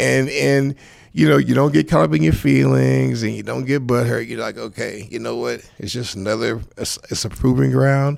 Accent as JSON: {"language": "English", "town": "Los Angeles", "region": "California", "country": "United States", "said": "I'm from Saw Central Los Angeles"}